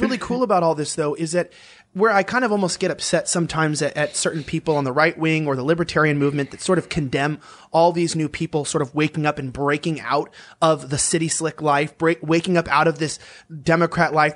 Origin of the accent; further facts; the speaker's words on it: Los Angeles, California, United States; moved away as an adult; now in Texas, United States; me as someone from Los Angeles